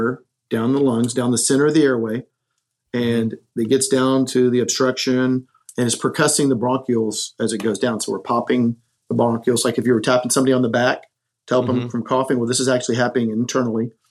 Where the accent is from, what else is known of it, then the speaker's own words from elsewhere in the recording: Corpus Christi, Texas, United States; I was born and raised in Texas, down in Corpus Christi.